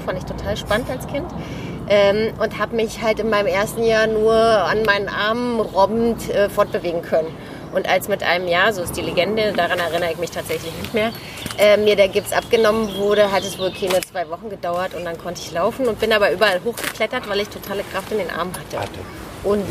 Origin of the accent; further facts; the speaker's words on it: Berlin, Germany; also born or lived in Australia; Ich bin in Berlin groß geworden, in Mitte